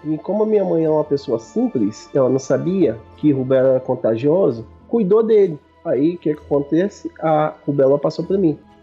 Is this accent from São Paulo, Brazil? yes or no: no; Brasília, Federal District, Brazil; eu sou aqui de Brasília.